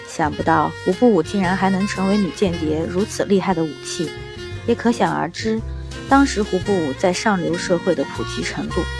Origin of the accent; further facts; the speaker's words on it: China; 胡步舞其实只是我们中国人的音译而已